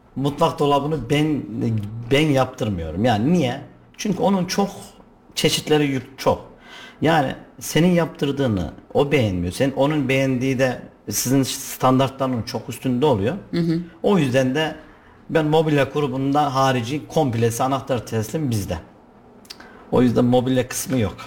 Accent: Kayseri, Kayseri Province, Turkey; also born or lived in Altınyayla, Sivas; 1982 Kayseri doğumluyum. Ama aslen Sivas Altınyaylalıyım

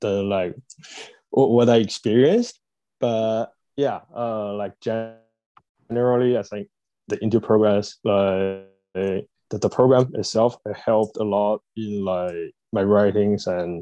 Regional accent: Beijing, China; moved away as an adult; now in Newcastle, United Kingdom; I'm from Beijing, China

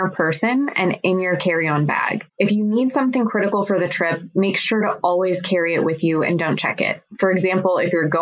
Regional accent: United States; as an American traveling on an American passport

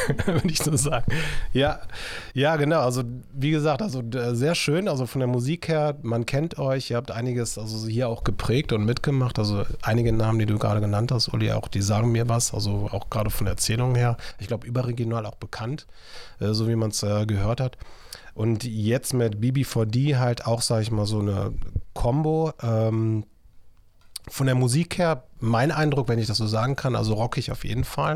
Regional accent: Viersen, North Rhine-Westphalia, Germany; Heute bin ich wieder in Viersen unterwegs, da freue ich mich, so meine Heimatstadt musikalisch gesehen, aber auch so von der Geburt her, A K H Viersen.

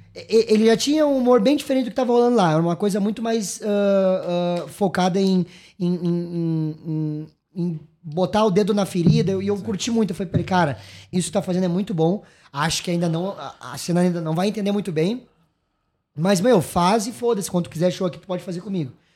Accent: Gaúcho, Rio Grande do Sul, Brazil; also born or lived in São Paulo; sou gaúcho, mas nem tanto

